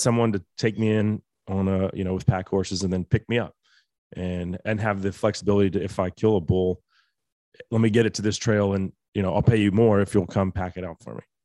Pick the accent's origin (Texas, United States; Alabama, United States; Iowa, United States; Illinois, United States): Texas, United States; as a Texan